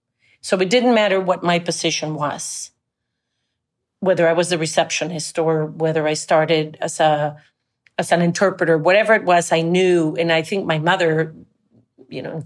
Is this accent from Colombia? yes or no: yes; Colombia; first language Spanish; English is a second language; moved away as an adult; also born or lived in France / Monterey; I grew up in Colombia and I went to an American school